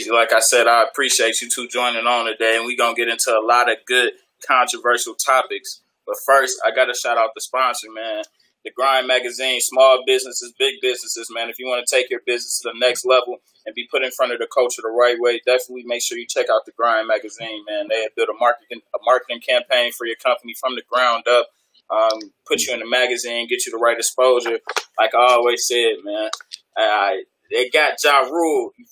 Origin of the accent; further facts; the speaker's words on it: Los Angeles, California, United States; I just graduated from Howard, uh, HU19 last year. I'm from Third. born